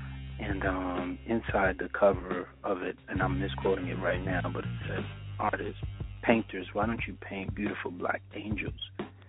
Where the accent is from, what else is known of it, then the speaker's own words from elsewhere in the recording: New York City, New York, United States; also born or lived in Harlem, New York; I was born in Presbyterian Hospital. You know, my family was down here. I was raised in the Bronx.